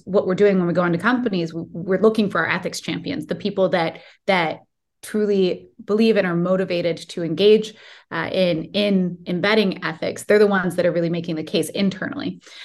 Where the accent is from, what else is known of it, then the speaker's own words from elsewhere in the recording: Silicon Valley, California, United States; I grew up in the Silicon Valley